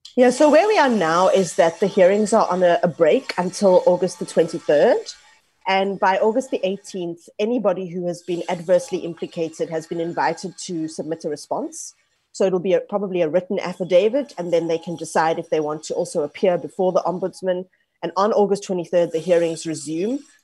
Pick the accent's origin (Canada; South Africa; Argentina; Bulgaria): South Africa; I grew up, for example, as a South African of Indian heritage, I'm third generation